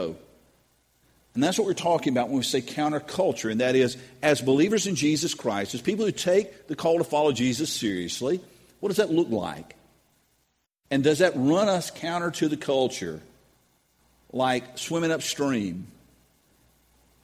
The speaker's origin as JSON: {"language": "English", "country": "United States", "said": "I'm an American"}